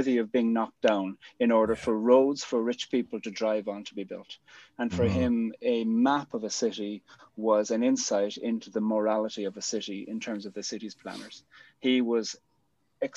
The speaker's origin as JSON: {"language": "English", "town": "Cork", "region": "Munster", "country": "Ireland", "also_born_or_lived": "Belfast", "moved": "yes", "said": "I'm from Cork"}